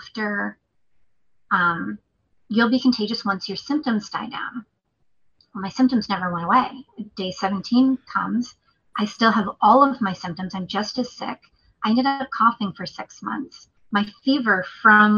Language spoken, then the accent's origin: English; New England, United States; moved away; I'm from New England too.